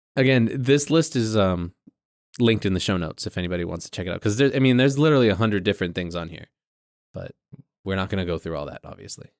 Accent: New England, United States; we're from New England

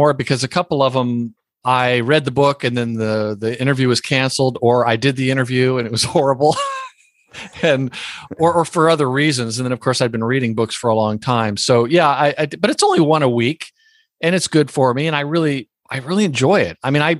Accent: Lower Alabama, United States; I was born in lower Alabama.

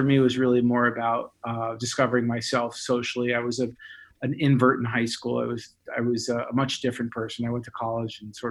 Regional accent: Miami Beach, Florida, United States; moved away as an adult; also born or lived in Indiana; now in Vermont, United States; I was born and raised in Miami Beach, Florida.

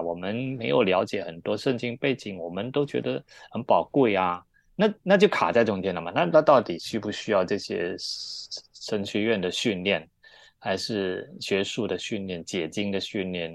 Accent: Malaysia; moved away as an adult; also born or lived in Taiwan / Taipei; now in Hong Kong; 我本来，我本身是在马来西亚长大，那我们都说中文

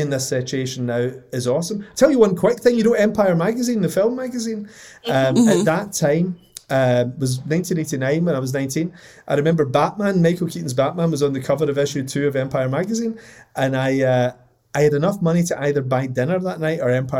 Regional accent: Scotland, United Kingdom; it's being Scottish

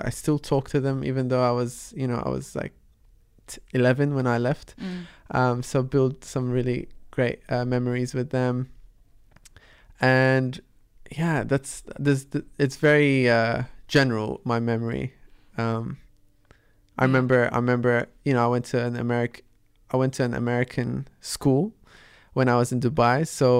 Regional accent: Australia; English is a second language; which wasn't the case when I was growing up in Australia. I was trying to catch up to you know, enhance my speaking and I guess my accent, and so English was the focus.

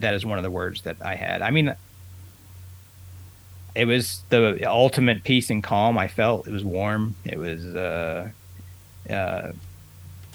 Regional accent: Oklahoma, United States; moved away as an adult; now in Texas, United States; I grew up in Oklahoma, and I grew up in the conservative Southern Baptist Church. But my family, my mom and dad, were progressive liberals. So it's kind of a dichotomy there. And yeah, that's where I spent the first 18 years of my life, was in Oklahoma

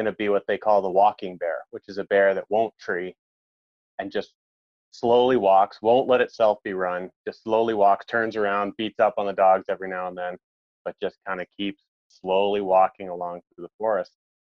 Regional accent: Maine, United States; moved away; I'm originally from Maine, which is up right on the Canadian border in the United States

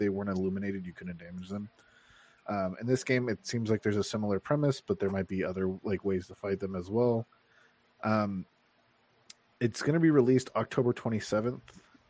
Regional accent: Canada; I'm just counterculture because I'm Canadian and it's the C's.

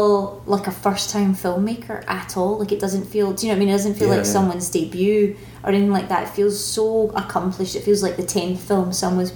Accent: Glasgow, Scotland, United Kingdom; I'm not from Edinburgh, I'm from Glasgow

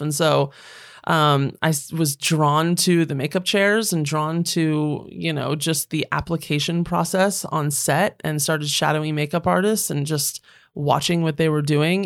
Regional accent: Northern Virginia, United States; moved away as an adult; also born or lived in Washington, D.C. / London / Los Angeles; I was born in Washington D.C. I grew up mm-hmm. in Northern Virginia

